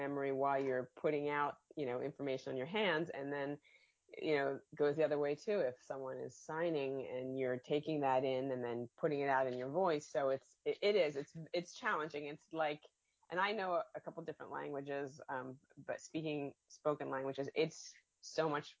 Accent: Elkins Park, Pennsylvania, United States; I'm just north of the city in the northern suburbs. The town is called Elkins Park

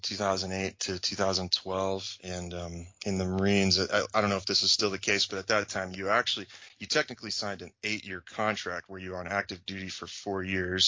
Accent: Champaign, Illinois, United States; moved away as an adult; also born or lived in Camp Lejeune, North Carolina / Camp Pendleton, California / Okinawa; I'm back essentially in my hometown now

